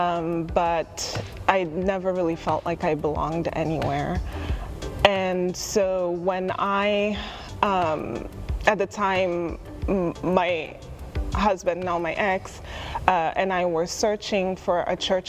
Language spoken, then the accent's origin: English; Kenya; now in United States; I grew up in Kenya